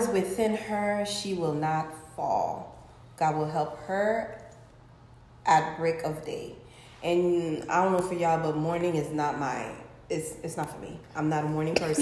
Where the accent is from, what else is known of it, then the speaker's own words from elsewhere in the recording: Haiti; born and raised in Haiti